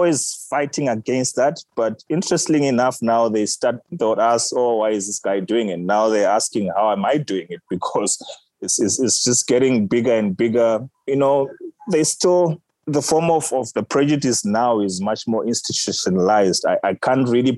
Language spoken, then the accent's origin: English; Harare, Zimbabwe; moved away as an adult; now in South Africa; what I grew up eating back in Zimbabwe